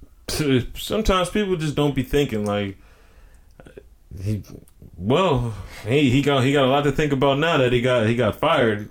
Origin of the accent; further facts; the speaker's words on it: North Carolina, United States; I'm from North Carolina